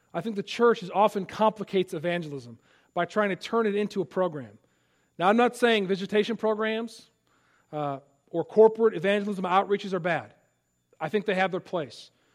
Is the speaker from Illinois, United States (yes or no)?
yes; Palatine, Illinois, United States; moved away; my hometown, Palatine, Illinois